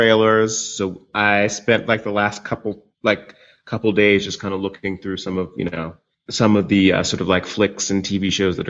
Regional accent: United States; I guess that's like the worst of times for us as American people.

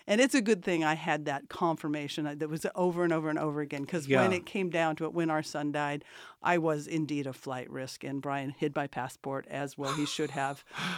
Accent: Mojave Desert, California, United States; moved away; Yeah, I was born and raised in the Mojave Desert.

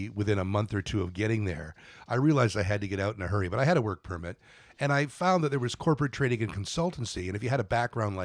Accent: Toronto, Ontario, Canada; moved away as an adult; now in Japan; I'm from Toronto. I've lived in Japan for about 15 years

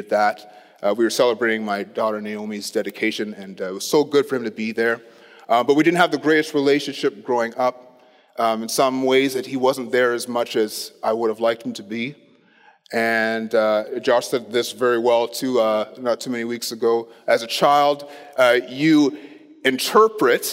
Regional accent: Ottawa, Ontario, Canada; I grew up in Ottawa

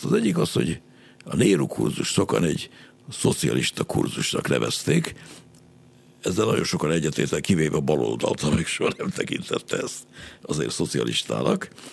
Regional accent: Hungary; modern emberként, magyarként

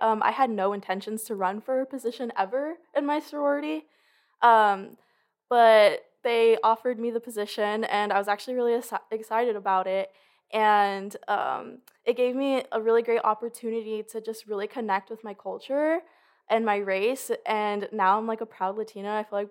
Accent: Los Angeles, California, United States; I'm from Los Angeles, California. I'm a junior.

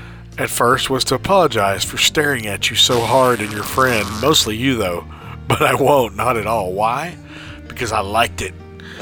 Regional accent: Dallas, Texas, United States; I'm from Oak Cliff.

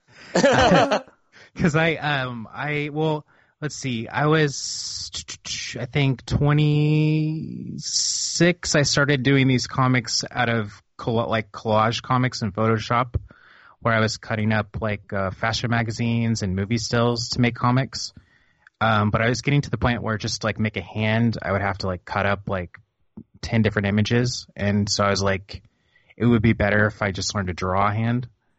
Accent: Missouri, United States; also born or lived in Oklahoma / New Orleans / New England / Florida; Well, I am from kind of the middle of America. I was born in Oklahoma. Kind of grew up in Missouri. Bumped around.

